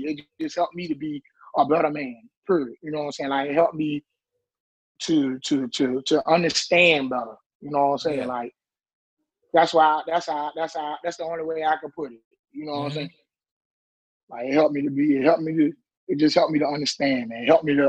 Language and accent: English; Portsmouth, South East England, United Kingdom; I would say Portsmouth made me into the man that I am today because growing up in Portsmouth, you got two ways you can go.